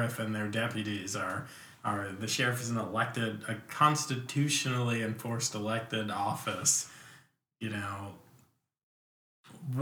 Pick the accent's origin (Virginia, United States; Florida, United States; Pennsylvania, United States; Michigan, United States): Virginia, United States; Virginia Beach; moved away as an adult; also born or lived in New York / Lynchburg, Virginia; I did like third grade through high school in Virginia Beach